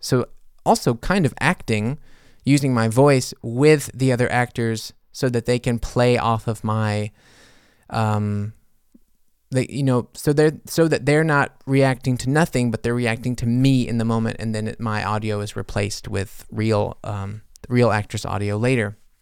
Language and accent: English; United States; now in Germany; being an American in Germany